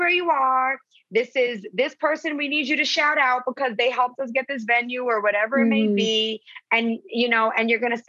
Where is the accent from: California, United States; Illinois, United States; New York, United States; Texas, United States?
New York, United States; also born or lived in Costa Rica; now in Los Angeles, United States; I was born in New York and then I'm in L.A. and I did live in Costa Rica